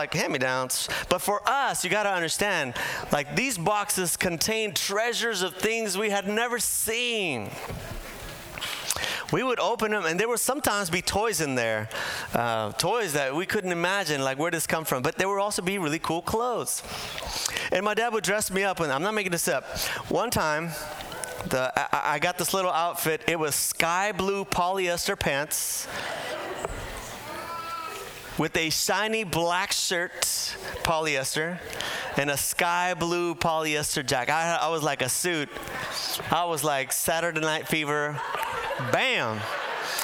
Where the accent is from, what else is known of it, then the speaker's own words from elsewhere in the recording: Bolivia; moved away; Now, I'm from Bolivia. I was born in Bolivia. I was raised there in my early years